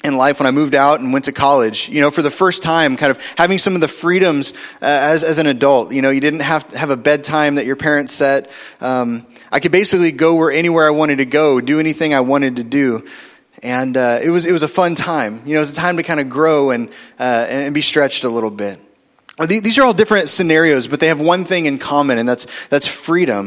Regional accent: Oklahoma City, Oklahoma, United States; we moved in seventh grade from North Oklahoma City to South Oklahoma City

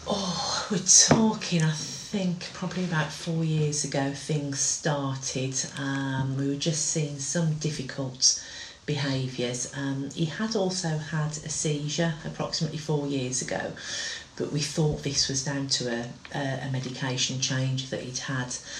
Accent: Wolverhampton, West Midlands, United Kingdom; we're from Wolverhampton.

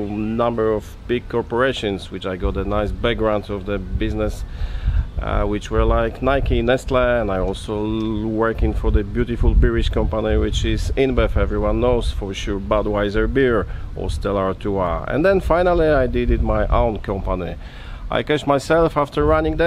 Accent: Poland; English is a second language; I was born in Poland during the communist time, being a poor small guy

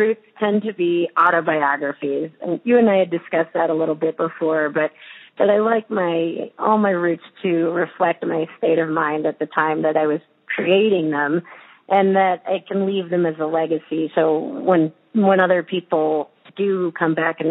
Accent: Montana, United States; I'm from Montana

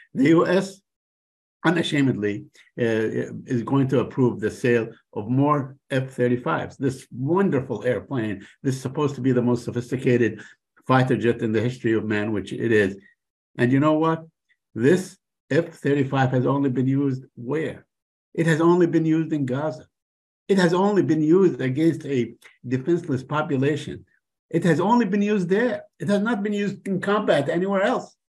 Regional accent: United States; I am an American. It is the only passport that I have, an American passport

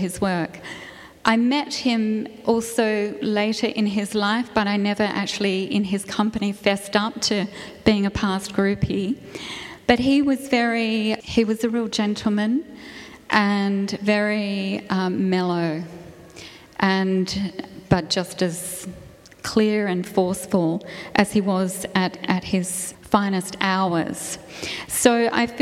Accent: Adelaide, South Australia, Australia; I was Adelaide born, but I grew up in the Dunstan era, lucky me, and was very much brought up in an environment.

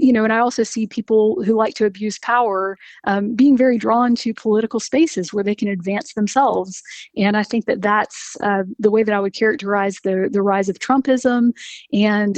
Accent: Macon, Georgia, United States; now in Athens, United States; I'm from Macon originally, born and raised

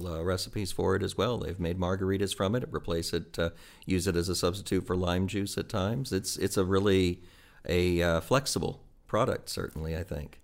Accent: Midwest, United States; moved away as an adult; also born or lived in Auburn, Alabama / Missouri / Indiana; now in Finger Lakes, United States; I'm from the Midwest originally.

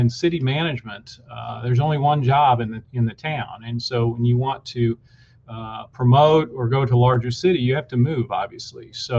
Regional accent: central Kansas, United States; moved away as an adult; now in Wichita Falls, United States; I'm from Kansas. I'm from central Kansas, born and raised there. So all of my family is still in Kansas. Grew up in a rural community, went to college in Kansas, went to undergraduate school at Washburn University in Topeka, Kansas

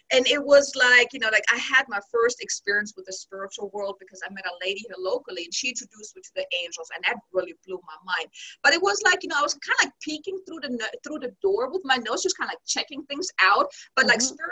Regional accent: Germany; moved away as an adult; originally I'm from Germany and I came here with my now ex-husband back in 2006

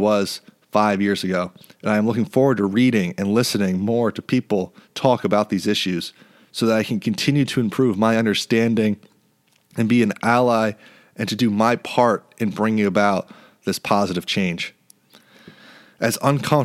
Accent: New York City, New York, United States; my hometown of New York

